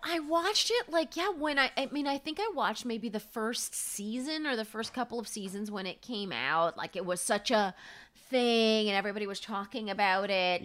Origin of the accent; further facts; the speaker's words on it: Palm Springs, California, United States; moved away as an adult; now in New York, United States; Palm Springs is where I grew up